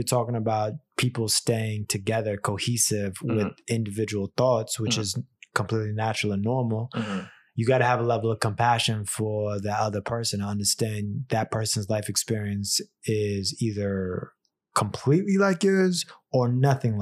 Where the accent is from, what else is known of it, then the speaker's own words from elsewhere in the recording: Florida, United States; moved away as an adult; now in New York, United States; I'm originally from Florida